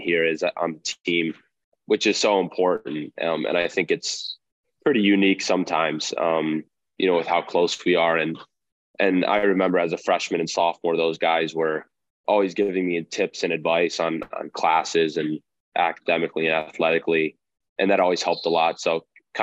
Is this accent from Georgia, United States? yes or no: no; Buffalo, New York, United States; I'm from Buffalo, so Bills Mafia all the way.